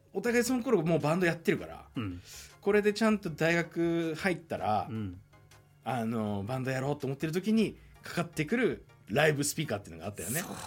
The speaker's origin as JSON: {"language": "Japanese", "town": "Sapporo", "region": "Hokkaido", "country": "Japan", "tie": "born or raised there", "said": "北海道札幌出身のミュージシャン"}